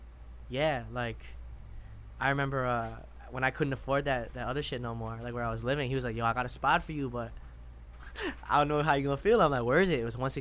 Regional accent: Madison, Wisconsin, United States; moved away; growing up in Madison.

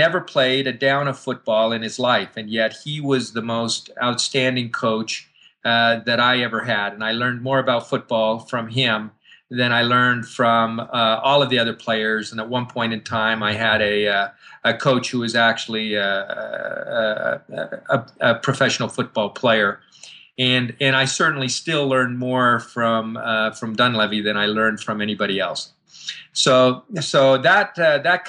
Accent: Calgary, Alberta, Canada; moved away; also born or lived in Utah; when I was a young boy, growing up in Calgary, Alberta, Canada

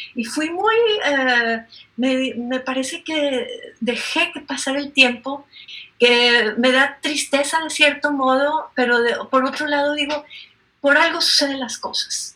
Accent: Monterrey, Nuevo León, Mexico; soy de Monterrey, México, y entonces esta ciudad es industrial, está en el noreste

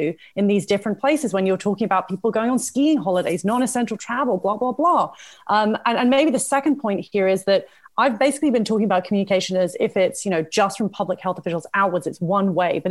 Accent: United Kingdom; now in Canada; you can obviously hear from my accent that I did not grow up in Canada, but rather in the UK.

